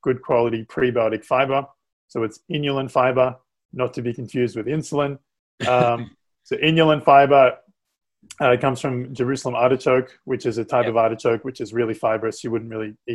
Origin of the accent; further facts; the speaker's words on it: Australia; moved away; I'm from Australia